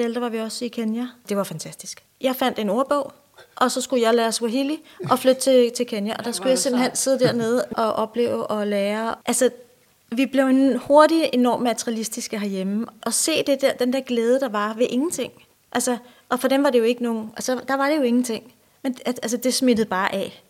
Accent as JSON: {"language": "Danish", "town": "Ballerup", "region": "Capital Region of Denmark", "country": "Denmark", "tie": "born or raised there", "said": "jeg er vokset op i øh, Ballerup, ja. øh, som en del af Vestegnen. Lidt ude for København."}